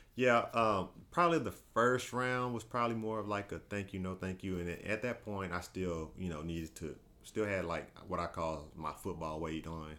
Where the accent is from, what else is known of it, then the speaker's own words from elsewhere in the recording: Paris, Texas, United States; moved away as an adult; now in Dallas, United States; I grew up in Paris, Texas